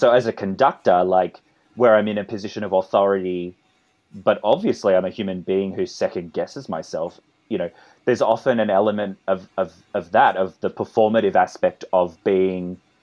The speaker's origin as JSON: {"language": "English", "country": "Australia", "accent": "Australian", "said": "my Australian accent"}